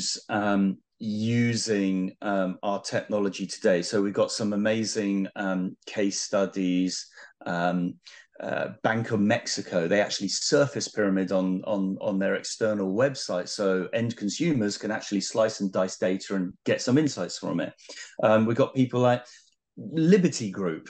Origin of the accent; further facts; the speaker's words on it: United Kingdom; being British